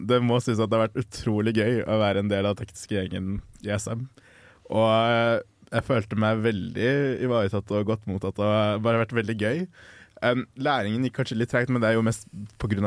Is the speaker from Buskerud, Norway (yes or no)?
no; Oslo, Norway; moved away as an adult; hjemme i Oslo, eh, altså hos foreldrene mine